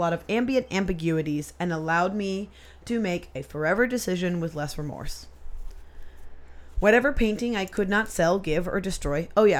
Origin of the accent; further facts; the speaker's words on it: Gainesville, Florida, United States; the newest and biggest recording studio being built in my hometown of Gainesville, Florida.